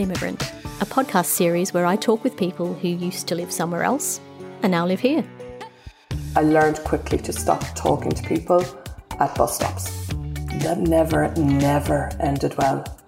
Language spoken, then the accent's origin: English; Australia; moved away as an adult; now in London, United Kingdom; I'm an Australian of Irish descent now living in London